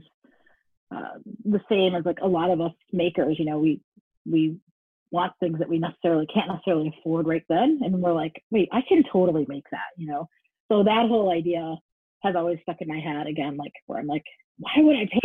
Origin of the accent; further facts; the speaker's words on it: Detroit, Michigan, United States; I'm originally from Detroit, Michigan